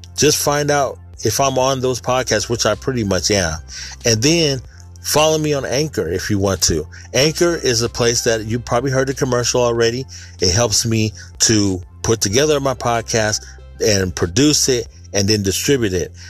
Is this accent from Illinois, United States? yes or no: no; Sacramento, California, United States; born or raised there